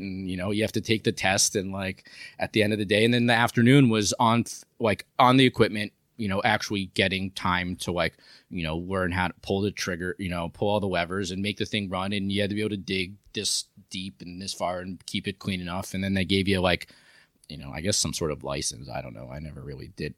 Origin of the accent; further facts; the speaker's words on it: New York City, New York, United States; moved away; I'm from New York